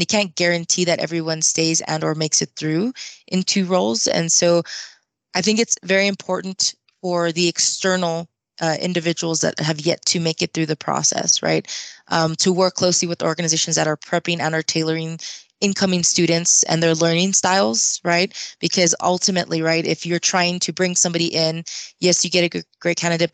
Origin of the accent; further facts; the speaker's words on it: Austin, Texas, United States; I'm from Austin, Texas, so it's a pretty big city and a lot of neighboring areas